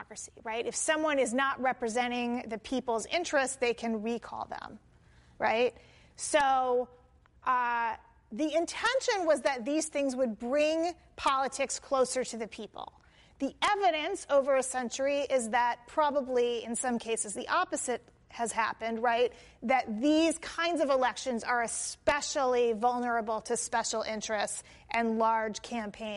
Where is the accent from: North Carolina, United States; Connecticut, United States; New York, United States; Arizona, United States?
Arizona, United States; Tempe; My hometown, Tempe, Arizona